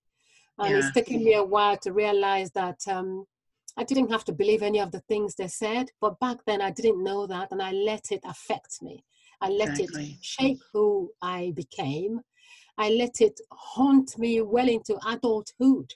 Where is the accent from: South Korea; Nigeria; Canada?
Nigeria; moved away; growing up in Nigeria